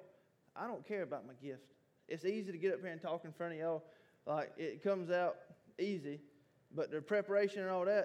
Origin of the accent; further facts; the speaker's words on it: Sylvania, Georgia, United States; this is my hometown. This is Sylvania.